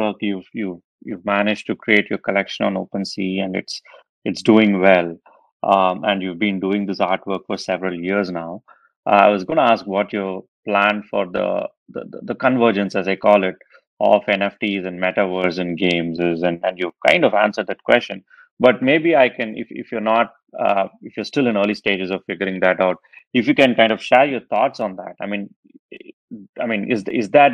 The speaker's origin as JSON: {"language": "English", "country": "India", "tie": "born or raised there", "said": "based out of my home state in India"}